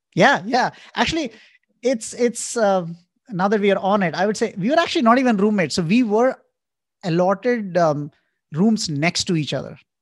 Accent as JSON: {"language": "English", "town": "Indore", "region": "Madhya Pradesh", "country": "India", "tie": "born or raised there", "also_born_or_lived": "New York", "moved": "as an adult", "said": "I grew up in India in a town called Indore"}